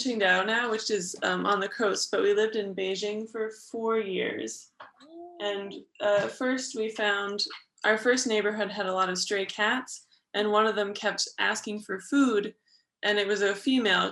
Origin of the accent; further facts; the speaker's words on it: Berkeley, California, United States; moved away as an adult; now in China; I'm from Berkeley, California, which is in the San Francisco Bay Area.